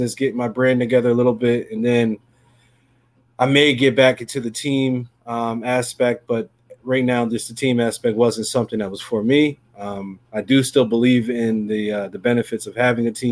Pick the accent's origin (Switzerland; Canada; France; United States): United States; New Jersey; I'm from New Jersey. Primary South Jersey is my territory